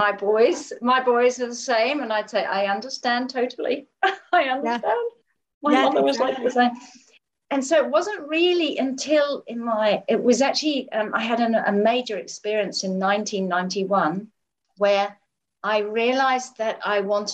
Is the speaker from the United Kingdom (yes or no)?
yes; England, United Kingdom; I grew up in England, and my mother was just an amazing mother